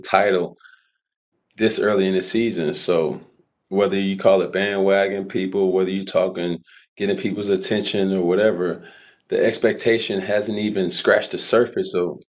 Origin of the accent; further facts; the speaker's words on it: Atlanta, Georgia, United States; growing up in Atlanta